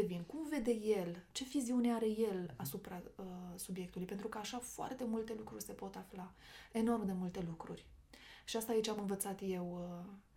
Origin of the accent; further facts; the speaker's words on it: Romania; toți suntem români